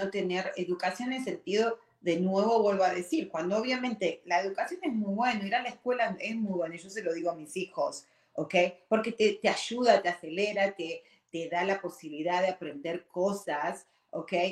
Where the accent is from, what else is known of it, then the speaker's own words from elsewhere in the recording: Argentina; moved away as an adult; now in United States; Y yo, cuando tuve 18 años, vine de Argentina, que estábamos bien, éramos una, ya eh, en ese momento estábamos, no, éramos clase media, ¿ok? Pero vine a un país como es Estados Unidos, súper grande